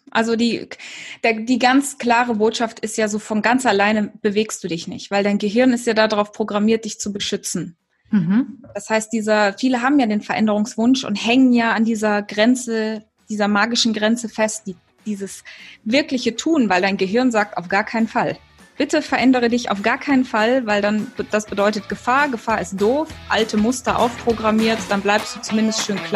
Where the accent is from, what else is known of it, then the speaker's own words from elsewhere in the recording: Kenya; ja, ich bin in Kenia geboren und aufgewachsen. Viele denken ja immer, dass es Südafrika ist